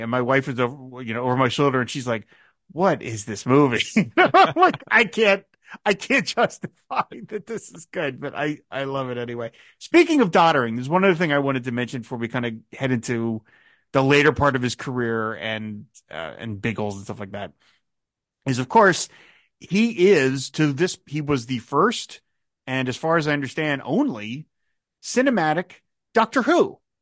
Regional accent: United States; as an American like you

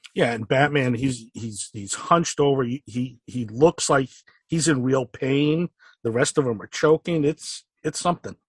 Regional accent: Stamford, Connecticut, United States; I grew up in uh, Fairfield County in Connecticut in Stamford, so pretty close to New York.

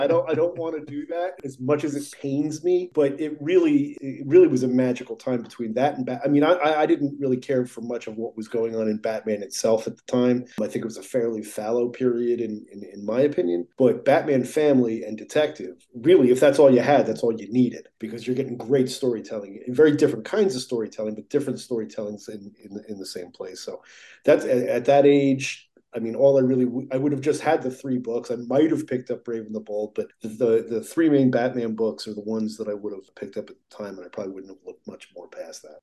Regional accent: New Jersey, United States; I grew up in New Jersey

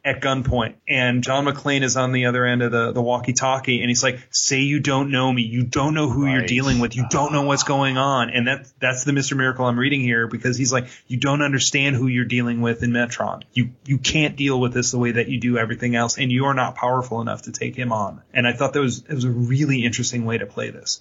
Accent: Ireland; I'm an Irishman.

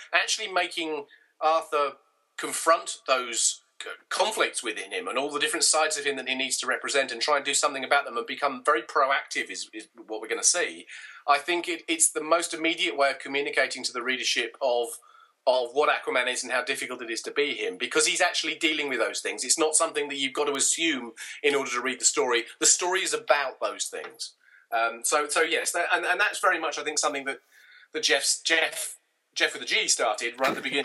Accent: United Kingdom; My sort of formative years as a comic book reader in the UK

